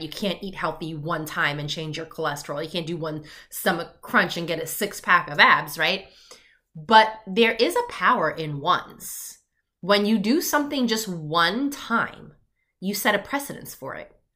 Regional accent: Long Island, New York, United States; I grew up in Long Island, New York.

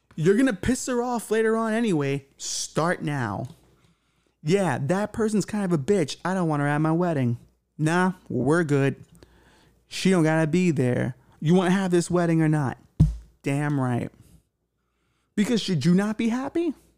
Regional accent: New York, United States; I was from here and it mattered to me and it was my home

